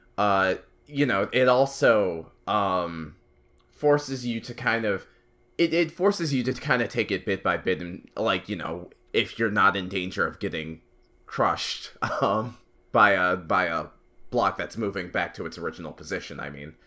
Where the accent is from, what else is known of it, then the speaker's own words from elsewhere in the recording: United States; as an American, as an American millennial